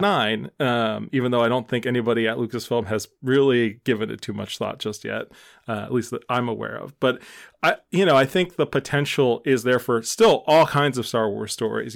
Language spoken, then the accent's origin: English; Philadelphia, Pennsylvania, United States; as a Philadelphian